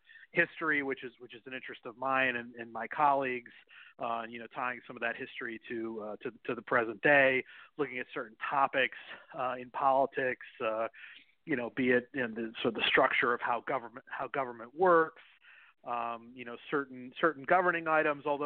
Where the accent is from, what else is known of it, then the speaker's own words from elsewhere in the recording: Cleveland, Ohio, United States; my hometown team, the Cleveland Browns